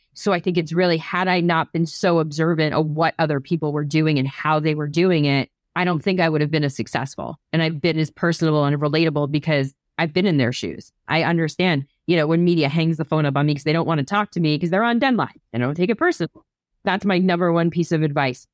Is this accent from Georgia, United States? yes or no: no; New Jersey, United States; I grew up in New Jersey